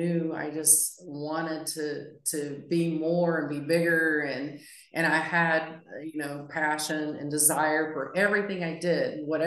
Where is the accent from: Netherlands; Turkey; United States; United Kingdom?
United States; West Virginia; I'm, like I said, I'm from West Virginia. I mean, I was just a girl with big dreams